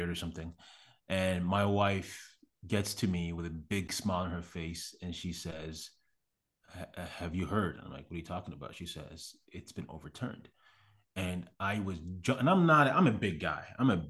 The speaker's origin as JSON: {"language": "English", "country": "Canada", "moved": "as an adult", "lives_now": "United States", "said": "because again, I'm from Canada. I had been in America for maybe 3 or 4 months when that happened."}